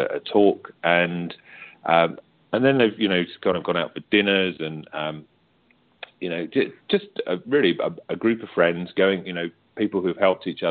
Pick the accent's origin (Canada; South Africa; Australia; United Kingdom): United Kingdom; accent: British; I'm British